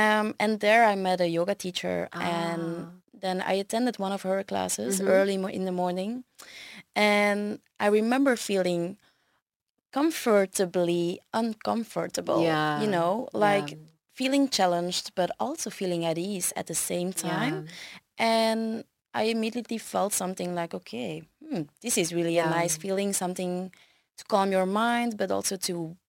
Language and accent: English; Brussels, Belgium; So I was born in Belgium. Mm-hmm. I've lived here all my life, so 31 years indeed.